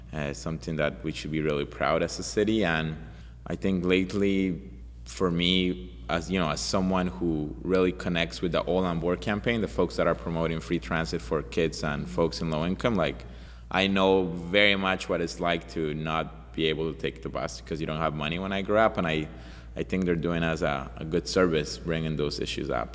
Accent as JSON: {"language": "English", "country": "Colombia", "also_born_or_lived": "Montreal, Canada", "moved": "yes", "lives_now": "Vancouver, Canada", "said": "I'm from Colombia. I came from Colombia as a refugee"}